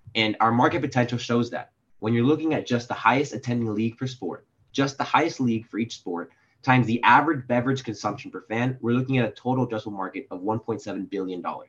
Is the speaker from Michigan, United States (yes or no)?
no; Miami, Florida, United States; now in New York, United States; I'm from Miami, Florida